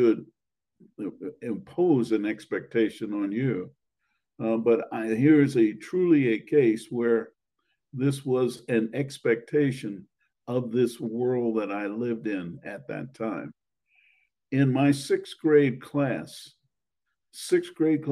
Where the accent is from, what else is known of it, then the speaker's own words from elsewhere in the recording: Washington, District of Columbia, United States; I grew up in Washington, D.C.